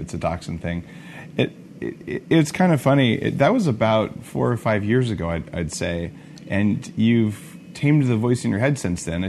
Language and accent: English; Silicon Valley, California, United States; I come from Silicon Valley